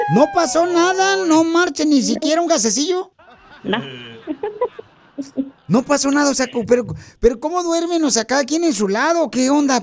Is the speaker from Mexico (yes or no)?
yes; Michoacán, Mexico; now in United States; yo soy de Michoacán, Michoacán, Casimiro.